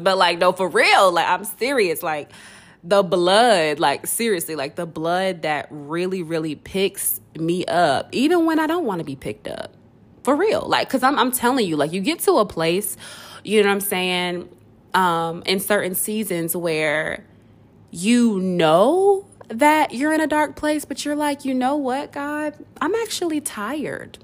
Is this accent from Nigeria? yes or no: yes; Nigeria; me being Nigerian